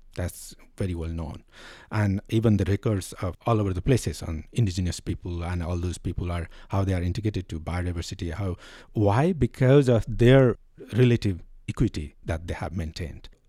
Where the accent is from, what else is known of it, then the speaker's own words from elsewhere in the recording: Nepal; I am from Nepal.